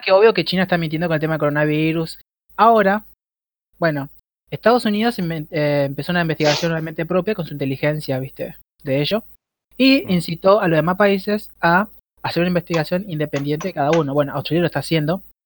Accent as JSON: {"language": "Spanish", "town": "Rosario", "region": "Santa Fe", "country": "Argentina", "said": "Pandolfo y yo somos de Rosario"}